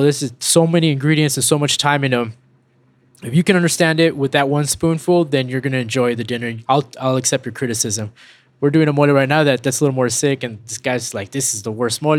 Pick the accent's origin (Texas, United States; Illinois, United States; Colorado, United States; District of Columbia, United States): Texas, United States; El Paso; We grew up in West Texas